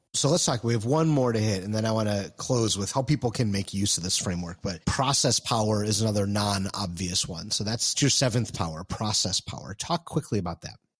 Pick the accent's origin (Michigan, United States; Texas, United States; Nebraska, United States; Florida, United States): Michigan, United States; Detroit; moved away; I'm from Detroit originally